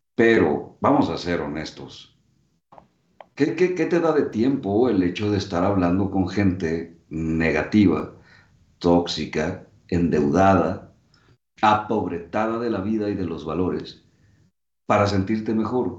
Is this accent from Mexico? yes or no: yes; Mexico; Saludos desde México